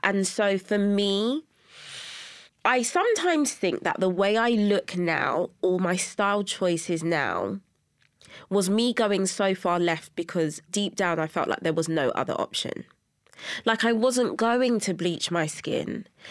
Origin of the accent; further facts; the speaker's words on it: London, United Kingdom; I was born and raised in Brixton, South London.